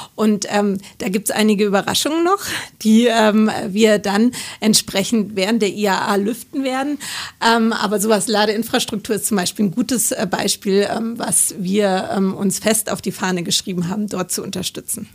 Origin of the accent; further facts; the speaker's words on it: Munich, Bavaria, Germany; als Münchner